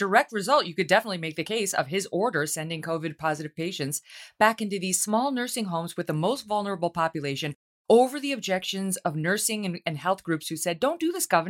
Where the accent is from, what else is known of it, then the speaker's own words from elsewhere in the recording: New York, United States; And unfortunately, as a New Yorker, I'm on the side